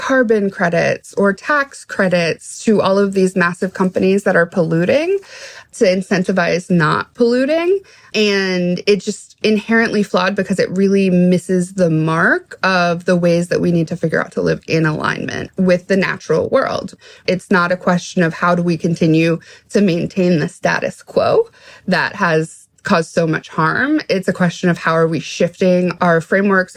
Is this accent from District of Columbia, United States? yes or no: yes; Washington, District of Columbia, United States; I'm from Washington, D.C. Like, I grew up in D.C., in the 90s